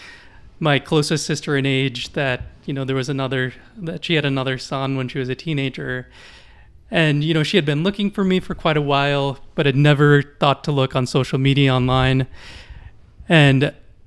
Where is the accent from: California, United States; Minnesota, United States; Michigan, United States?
Minnesota, United States; Minneapolis suburbs; moved away as an adult; also born or lived in Guatemala City, Guatemala; now in Guatemala; I grew up in the suburbs of Minneapolis, and lived there, yeah, till I was in my early 20s.